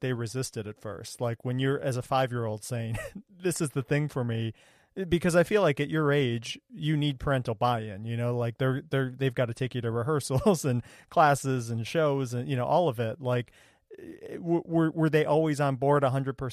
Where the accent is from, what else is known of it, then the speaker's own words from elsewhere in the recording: Ohio, United States; I grew up in Ohio